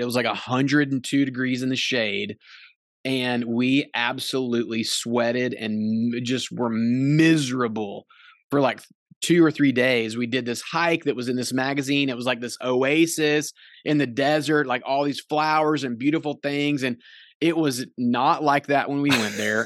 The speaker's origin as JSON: {"language": "English", "region": "North Carolina", "country": "United States", "said": "we're from North Carolina"}